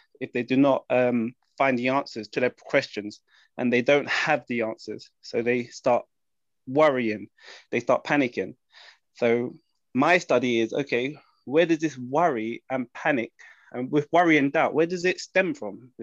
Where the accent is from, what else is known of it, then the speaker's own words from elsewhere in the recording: London, United Kingdom; I'm from London.